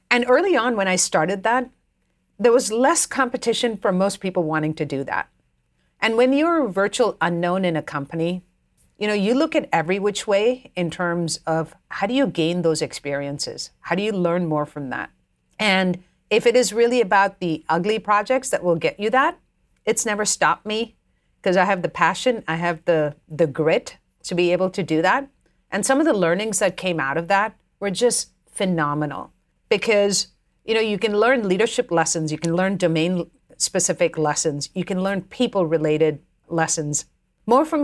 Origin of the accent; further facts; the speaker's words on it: India; growing up, we always put up a, a you know, we didn't have this concept of Christmas tree growing up in India.